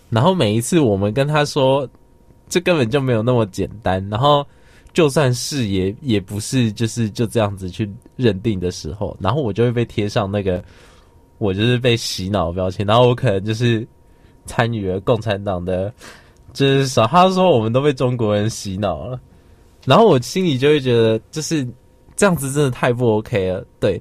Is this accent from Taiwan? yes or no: yes; Taiwan; 我们，就是台湾人